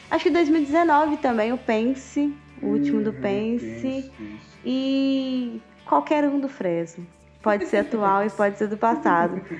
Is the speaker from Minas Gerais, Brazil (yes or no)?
yes; Minas Gerais, Brazil; sou muito mineiro